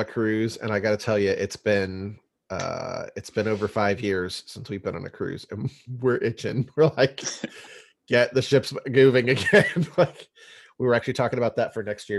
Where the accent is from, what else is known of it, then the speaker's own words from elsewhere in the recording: O'Fallon, Missouri, United States; moved away; I actually graduated high school over there in O'Fallon, Missouri